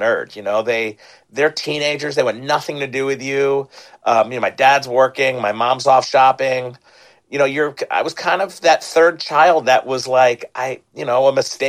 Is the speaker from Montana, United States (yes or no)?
no; Jenkintown, Pennsylvania, United States; I grew up in Philly in the suburbs in Jenkintown